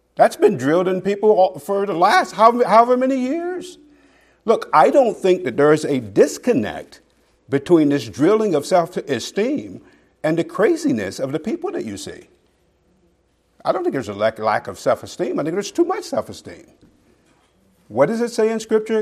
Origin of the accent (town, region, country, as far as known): Okmulgee, Oklahoma, United States; born or raised there; moved away